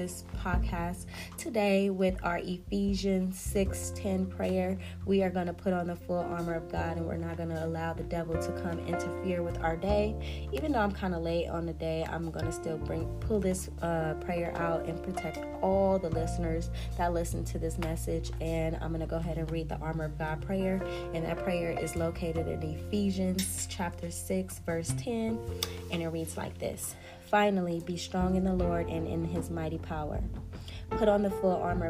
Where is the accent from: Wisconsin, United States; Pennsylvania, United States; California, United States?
California, United States; Compton; also born or lived in Watts, Los Angeles; I was born in Compton. I was raised in the hood between Watts and Compton, all throughout the LA district.